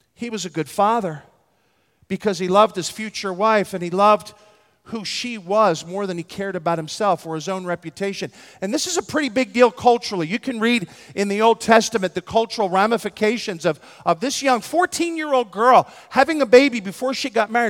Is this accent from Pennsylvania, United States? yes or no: yes; Philadelphia, Pennsylvania, United States; I'm from Philadelphia, in West Philadelphia, born and raised